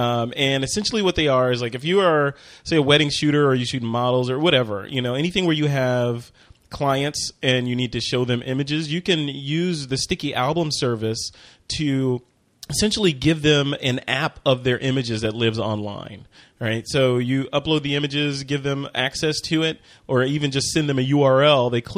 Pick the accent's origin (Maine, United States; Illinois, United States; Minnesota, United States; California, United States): Illinois, United States; Chicago; Sorry. I'm from Chicago. Come on.